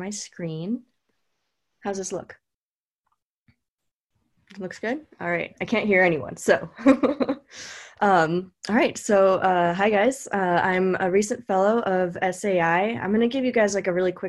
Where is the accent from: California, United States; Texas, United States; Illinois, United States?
California, United States; I was born in California and I went to UC Davis.